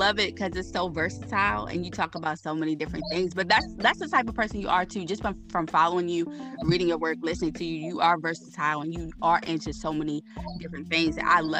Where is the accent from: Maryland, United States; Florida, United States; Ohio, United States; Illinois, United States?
Maryland, United States; Baltimore; born or raised there